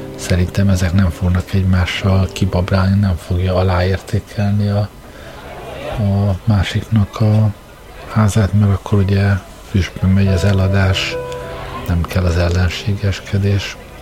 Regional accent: Hungary; moved away; ha már egyszer magyarok vagyunk

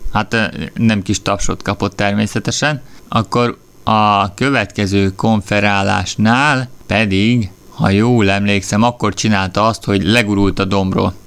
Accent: Hungary; én magyar vagyok

